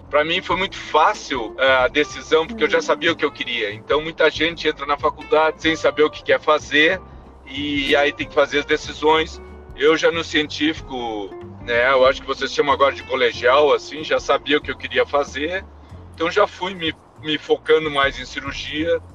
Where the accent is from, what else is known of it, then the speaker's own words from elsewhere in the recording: Rio Grande do Sul, Brazil; moved away as an adult; also born or lived in Alabama, United States; now in Utah, United States; Minha esposa e eu somos gaúchos